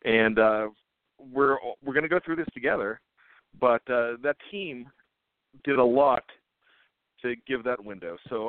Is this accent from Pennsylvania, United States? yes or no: yes; Western Pennsylvania, United States; now in Maryland, United States; I know I live in Maryland, but I was born and raised in Western Pennsylvania, and my heart belongs to the city of Pittsburgh.